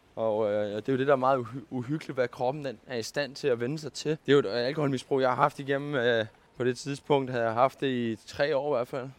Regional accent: Køge, Zealand, Denmark; also born or lived in Karise / Vestegnen / Nykøbing Falster; Jeg er født og opvokset nede i Køge

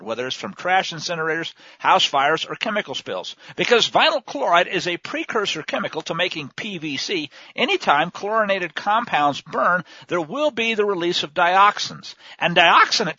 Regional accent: Missouri, United States; I grew up in Missouri

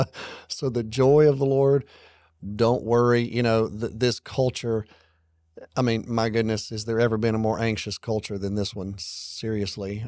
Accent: Alabama, United States; moved away; our church that I grew up in back in Alabama

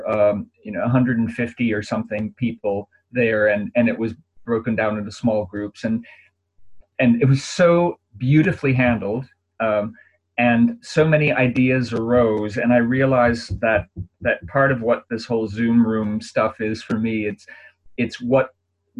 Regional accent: Minneapolis, Minnesota, United States; moved away; I've got family there and I'm from Minneapolis

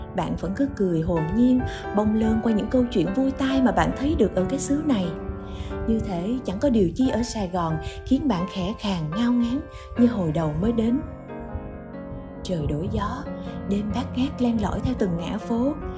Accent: Ho Chi Minh City, Vietnam; một người sinh ra và lớn lên trên mảnh đất phồn hoa đô hội này

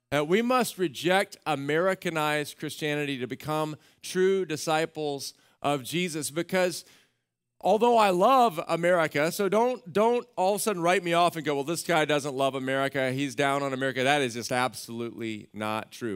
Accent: Central Texas, United States; I grew up in Central Texas on a ranch

